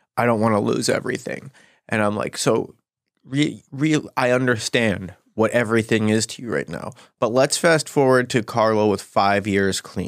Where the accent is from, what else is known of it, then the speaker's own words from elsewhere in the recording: Gary, Indiana, United States; moved away; I'm actually from Gary, Indiana